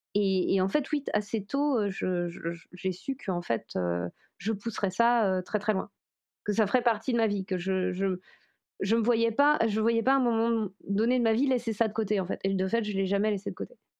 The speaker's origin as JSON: {"language": "French", "area": "Brocéliande", "region": "Brittany", "country": "France", "said": "je viens de Bretagne, où il y a une très forte... Enfin, précisément, je viens de Brocéliande en Bretagne"}